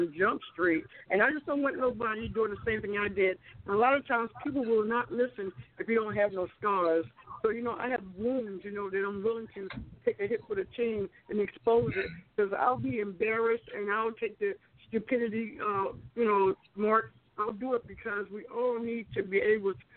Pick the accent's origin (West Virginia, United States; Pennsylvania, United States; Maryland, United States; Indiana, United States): Maryland, United States; Baltimore; now in Alabama, United States; I'm originally from Baltimore, Maryland